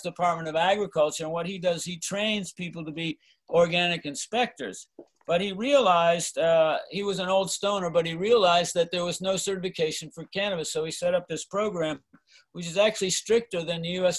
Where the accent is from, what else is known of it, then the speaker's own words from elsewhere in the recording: East Coast, United States; moved away as an adult; now in Mendocino County, United States; I grew up on the East Coast and, you know, then came out here in the summer of love